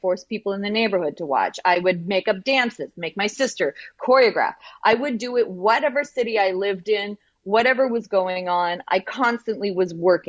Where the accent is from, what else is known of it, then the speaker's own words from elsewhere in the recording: Canada; because I'm from Canada